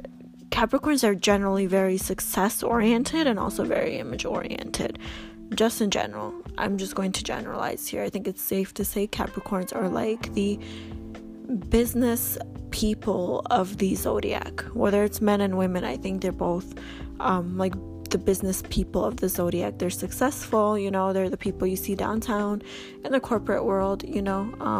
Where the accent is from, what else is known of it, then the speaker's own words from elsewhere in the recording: Albania; now in Canada; I'm Canadian. I've been here for 20 years. But my parents came from Albania. We all came from Albania in the year, I want to say 1999, 2000, sometime between that point.